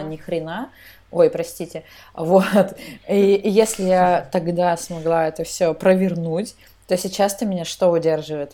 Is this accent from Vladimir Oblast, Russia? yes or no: no; Armizonskoye, Tyumen Oblast, Russia; moved away as an adult; now in Saint Petersburg, Russia; я родилась в Тюменской области, но не в Тюмени. То есть я родилась там в селе, а, в селе Армизонское